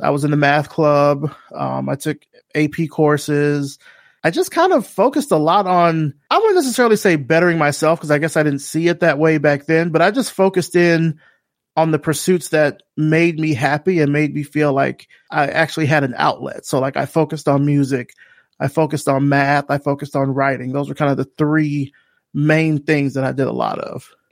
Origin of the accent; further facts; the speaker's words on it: Selma, Alabama, United States; moved away as an adult; telling people I was from Selma